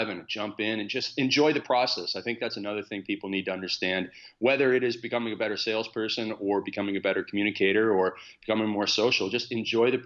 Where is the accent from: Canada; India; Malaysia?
Canada; Stratford, Ontario; I grew up on a farm in Canada in a city called Stratford.